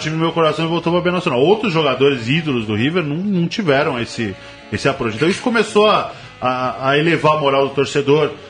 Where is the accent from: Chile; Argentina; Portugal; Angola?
Argentina; now in São Paulo, Brazil; eu nasci em São Paulo, no Jardim Aeroporto, é, na Zona Sul. Fui morar na Argentina quando criança, com 7, 7 anos